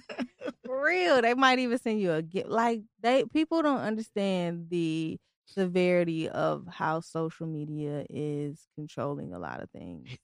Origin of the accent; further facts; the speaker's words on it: Tennessee, United States; also born or lived in Detroit, Michigan; now in Virginia, United States; even though I'm from Detroit, I was raised in Tennessee